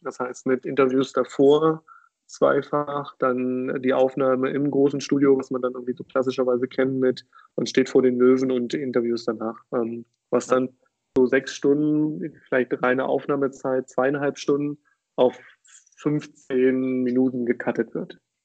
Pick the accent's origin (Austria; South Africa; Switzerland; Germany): Germany; near Magdeburg, Saxony-Anhalt; moved away as an adult; also born or lived in Berlin; Ich komme aus der Nähe von Magdeburg